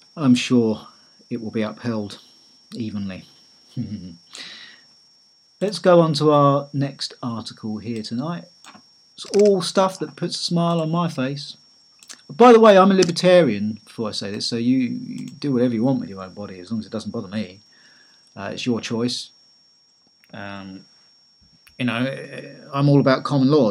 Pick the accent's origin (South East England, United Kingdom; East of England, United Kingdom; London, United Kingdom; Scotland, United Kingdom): South East England, United Kingdom; Eastbourne; my hometown of Eastbourne